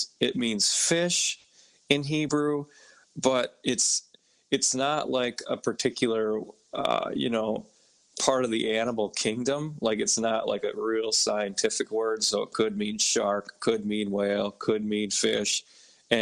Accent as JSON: {"language": "English", "region": "Minnesota", "country": "United States", "moved": "yes", "lives_now": "New York, United States", "said": "I'm from Minnesota"}